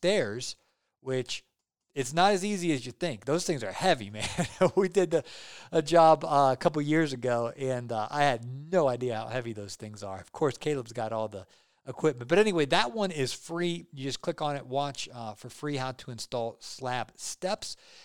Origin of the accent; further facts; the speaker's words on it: Ohio, United States; I grew up in Ohio